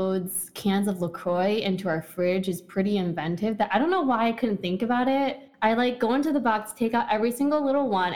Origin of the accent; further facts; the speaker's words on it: Morton Grove, Illinois, United States; I'm from Orm Grove. We went to the same high school